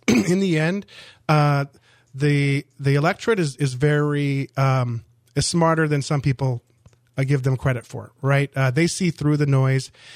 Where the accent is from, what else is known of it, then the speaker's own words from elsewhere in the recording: Orange County, Southern California, United States; moved away as an adult; also born or lived in Miami, Florida; I grew up in Southern California, Orange County, a very conservative county.